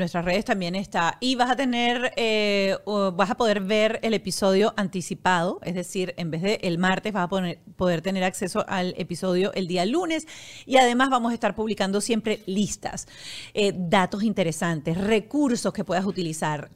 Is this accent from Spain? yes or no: no; Venezuela; los que somos venezolanos